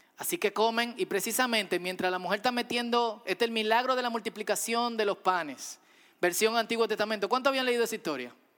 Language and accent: Spanish; Dominican Republic; como dominicanos